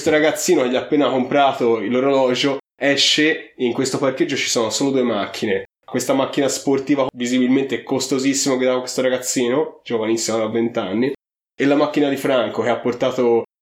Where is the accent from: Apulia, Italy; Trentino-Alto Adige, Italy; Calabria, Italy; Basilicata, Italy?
Apulia, Italy; siamo pugliesi.